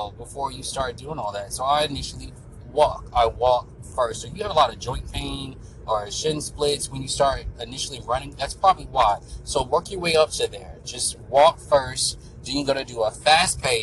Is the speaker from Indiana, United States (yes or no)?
no; Florida, United States; I'm from Florida